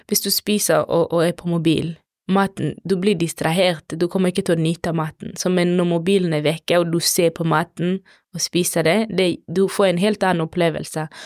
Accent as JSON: {"language": "Norwegian", "country": "DR Congo", "lives_now": "Norway", "said": "I, ikke i Kongo, ikke der jeg kommer fra. Da bruker vi, spesielt når det er mat, når vi skal hilse, så er det alltid høyre, aldri venstre."}